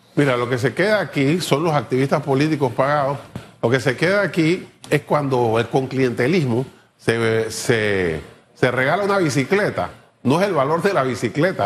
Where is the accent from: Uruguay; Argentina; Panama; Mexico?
Panama